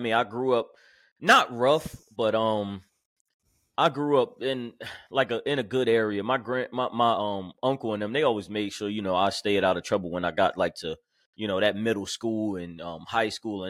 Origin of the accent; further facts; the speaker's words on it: Jersey City, New Jersey, United States; born there; Well, I'm from Jersey City, New Jersey. Then I moved down here after I was born, like 6 months old.